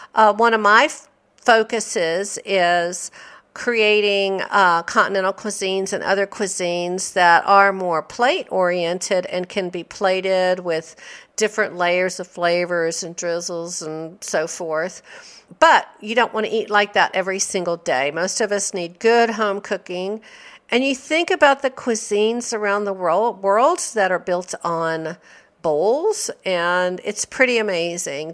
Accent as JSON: {"language": "English", "region": "the South", "country": "United States", "tie": "born or raised there", "said": "I grew up in the South"}